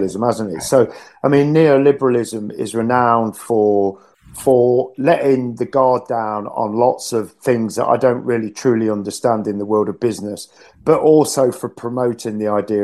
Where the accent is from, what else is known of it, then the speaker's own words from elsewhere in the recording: Grantham, East Midlands, United Kingdom; now in Nottingham, United Kingdom; Margaret Thatcher comes from my hometown at Grantham